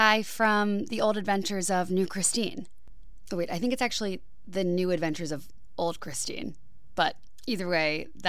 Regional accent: Cincinnati, Ohio, United States; Which is where I … am originally from.

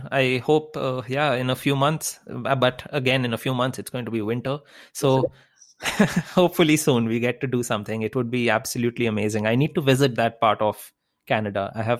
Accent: India; I grew up in India, so I completely know how that feeling goes.

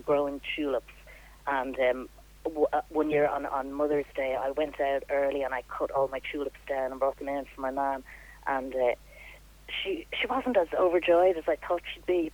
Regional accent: Dublin, Leinster, Ireland; also born or lived in Australia; now in Naul, Ireland; I grew up in Santry

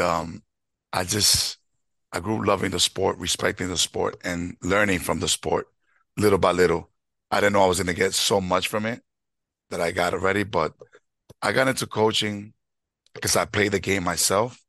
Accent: New York City, New York, United States; I grew up in the Bronx, 30 years in the Bronx

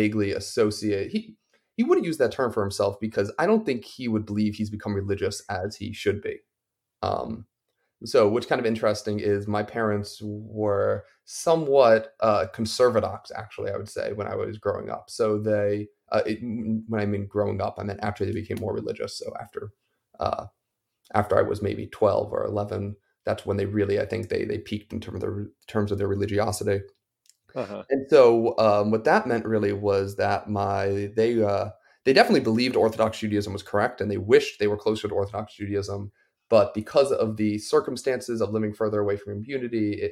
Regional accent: Bernardsville, New Jersey, United States; I'm from northern New Jersey. I grew up in a small little town called Bernardsville

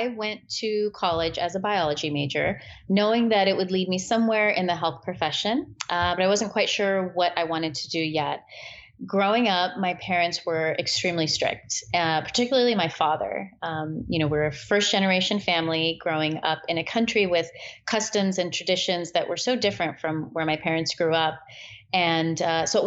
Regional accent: California, United States; born or raised there; also born or lived in Peshawar, Pakistan

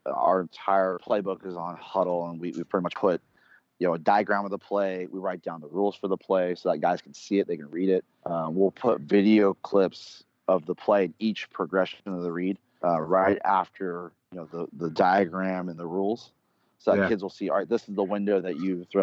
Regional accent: Bay Area, California, United States; I'm born and raised in the Bay Area

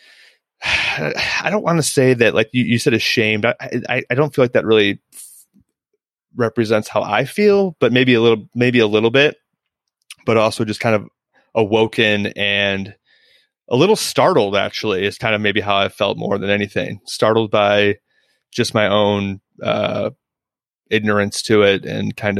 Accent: Central Illinois, United States; moved away; I'm from Central Illinois, which is a very rural, borderline hillbilly part of Illinois, for lack of a better term. And I grew up with kids and families who were racist

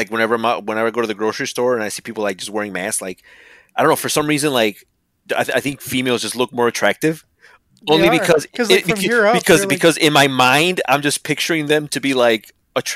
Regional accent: New Orleans, Louisiana, United States; Orleans, from my neck of the woods

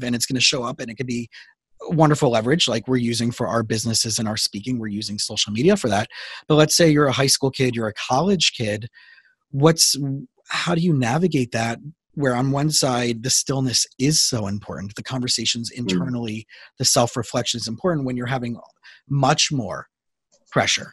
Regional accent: South Florida, United States; also born or lived in Israel / Princeton, New Jersey; I grew up here in South Florida

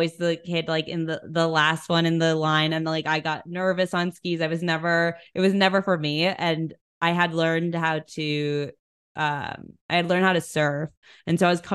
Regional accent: New York City, New York, United States; being an East Coaster, I grew up in New York City.

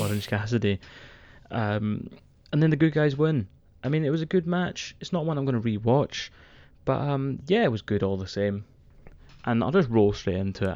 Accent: Scotland, United Kingdom; I'm a man from Scotland

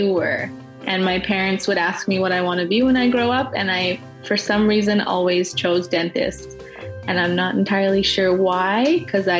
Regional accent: Okanagan, British Columbia, Canada; moved away as an adult; now in Vancouver, Canada; I'm originally from the Okanagan, and that's where my family is, so I tend to go back and visit pretty often

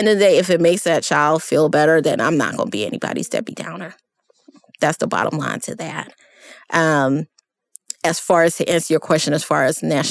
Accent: New York City, New York, United States; moved away; I grew up in New York City

